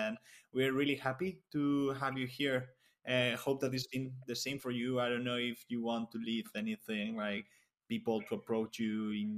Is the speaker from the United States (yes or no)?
no; Alicante, Valencian Community, Spain; also born or lived in Catalonia; I am from Spain, from the southeast of Spain, Alicante.